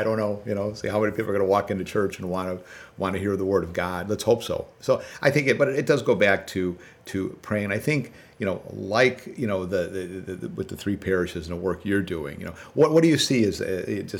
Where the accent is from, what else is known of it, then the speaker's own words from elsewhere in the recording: Chicago, Illinois, United States; growing up in the South Side when the Dan Ryan and the Kennedy were all connected